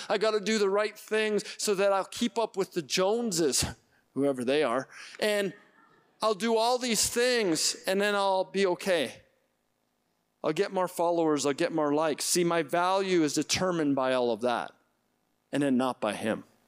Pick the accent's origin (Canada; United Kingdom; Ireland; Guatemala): Canada; Edmonton, Alberta; I grew up in Edmonton